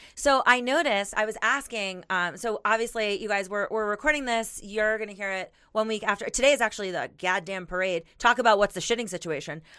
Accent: Miami, Florida, United States; now in Denver, United States; I'm from Miami

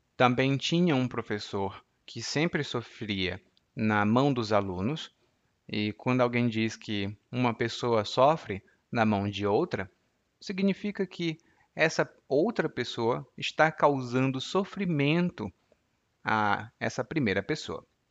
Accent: Maracanaú, Ceará, Brazil; Anísio é de Maranguape e eu sou de Maracanaú, que são duas cidades vizinhas.

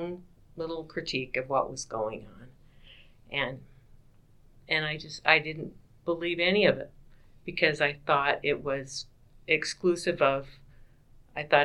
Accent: Utah, United States; moved away; he knew I was from Utah

